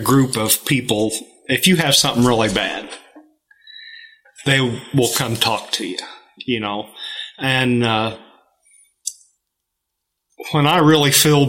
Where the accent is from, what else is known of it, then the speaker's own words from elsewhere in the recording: Knox City, Missouri, United States; also born or lived in Edina, Missouri; I grew up, born and raised in Knox County. I grew up in Knox City